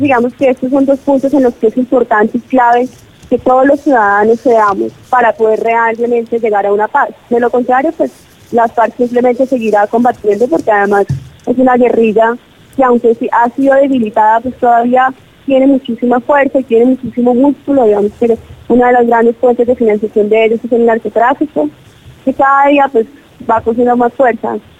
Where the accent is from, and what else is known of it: Colombia